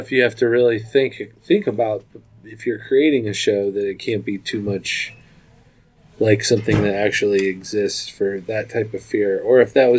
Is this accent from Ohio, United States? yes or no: yes; Cincinnati, Ohio, United States; I tell them I'm from Cincinnati